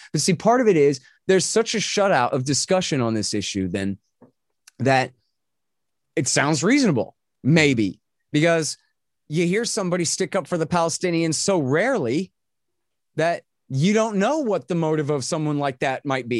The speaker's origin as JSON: {"language": "English", "country": "United States", "said": "I'm an American anti-government extremist"}